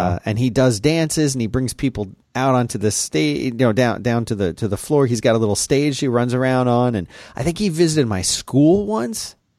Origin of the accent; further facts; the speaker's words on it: Philadelphia, Pennsylvania, United States; when I was a boy growing up in Philadelphia.